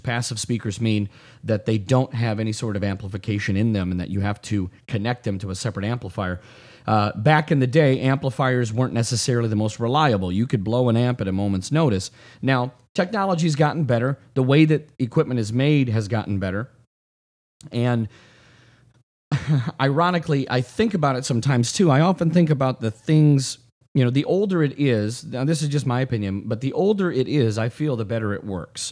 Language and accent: English; South Lyon, Michigan, United States; also born or lived in Redford, Michigan; now in Brighton, United States; I grew up in South Lyon